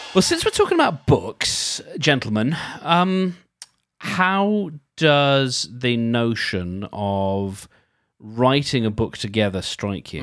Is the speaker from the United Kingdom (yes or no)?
yes; United Kingdom; we're British